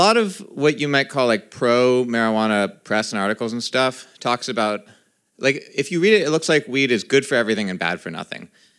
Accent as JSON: {"language": "English", "region": "California", "country": "United States", "tie": "born or raised there", "said": "I grew up in California."}